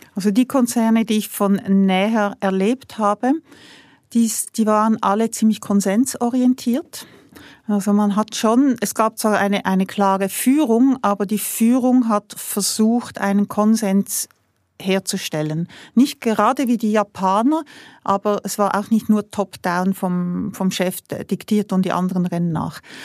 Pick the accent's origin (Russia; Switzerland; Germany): Switzerland; als Schweizer